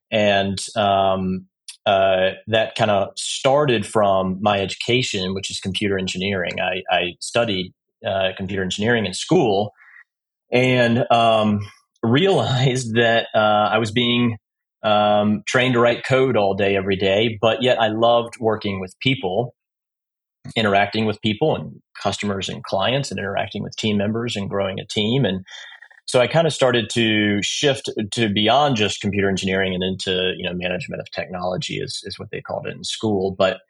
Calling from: Charleston, South Carolina, United States; I'm calling from Charleston, South Carolina

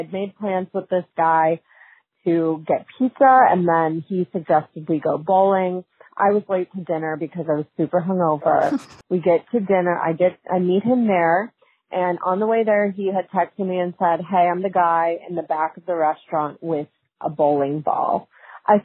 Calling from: Chicago, Illinois, United States; I'm calling in from Chicago.

